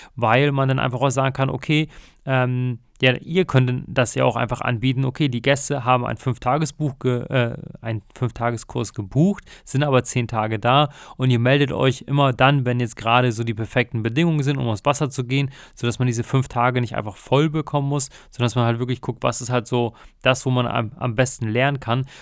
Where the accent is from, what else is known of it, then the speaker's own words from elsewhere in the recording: North Sea, North Sea coast, Germany; ich bin ja in der Nordsee aufgewachsen